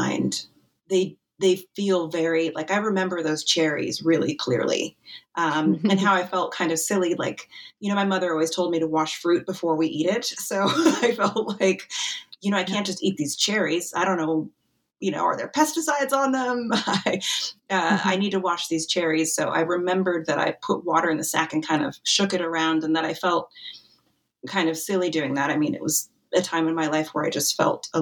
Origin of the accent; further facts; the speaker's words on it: Wyoming, United States; now in Mercersburg, United States; I grew up in Wyoming